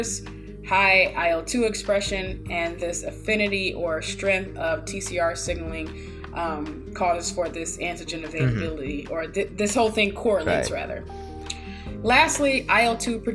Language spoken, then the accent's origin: English; Michigan, United States; moved away as an adult; now in Ohio, United States; born and raised in Michigan